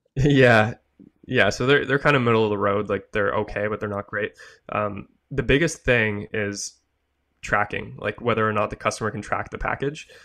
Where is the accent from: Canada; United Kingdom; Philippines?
Canada; I'm Canadian, I'm in Canada